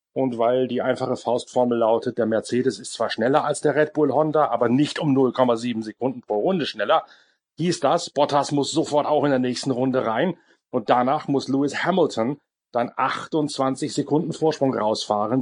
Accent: Northern Germany, Germany; bei uns in Norddeutschland

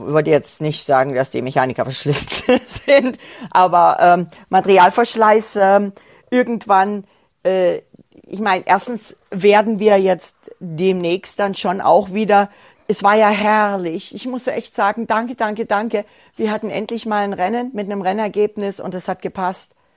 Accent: Germany; hier bei uns in Deutschland

